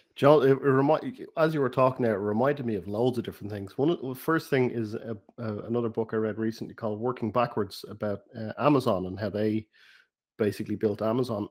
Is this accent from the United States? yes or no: no; Ireland; accent: Irish; my Irish accent